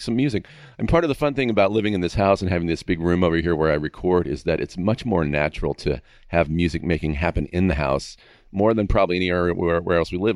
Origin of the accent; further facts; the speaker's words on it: Castro Valley, California, United States; now in Agoura, United States; I grew up in Northern California in a, in a, in the Bay Area, but out in the town called Castro Valley